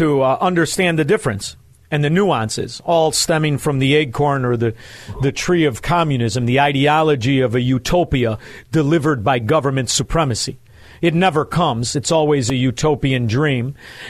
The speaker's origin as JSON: {"language": "English", "town": "Chicago", "region": "Illinois", "country": "United States", "said": "But I'm from Chicago"}